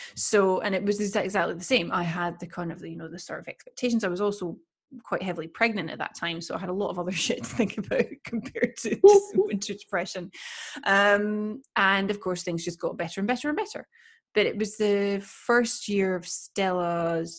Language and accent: English; Edinburgh, Scotland, United Kingdom; now in Sweden; I come from Scotland. I come from Edinburgh.